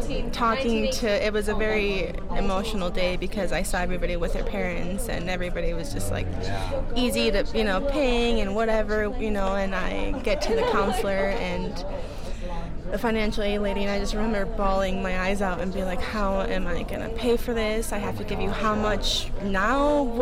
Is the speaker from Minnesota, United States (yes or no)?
yes; Minnesota, United States; moved away as an adult; also born or lived in California; now in Colorado, United States; I was born in California, raised in Minnesota. Both my parents are from Mexico City.